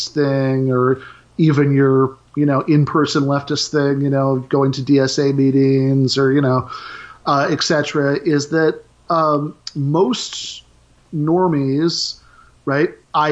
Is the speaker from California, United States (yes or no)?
no; Michigan, United States; I'm from Michigan